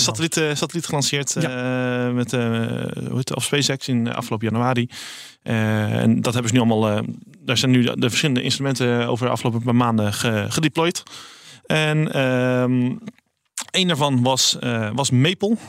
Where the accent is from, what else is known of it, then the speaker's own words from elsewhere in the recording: Rotterdam, South Holland, Netherlands; ik kom uit Rotterdam